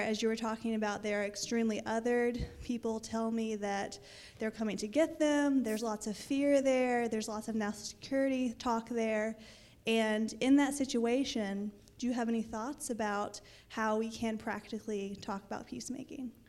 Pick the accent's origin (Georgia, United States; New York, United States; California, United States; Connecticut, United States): Georgia, United States; I'm from Georgia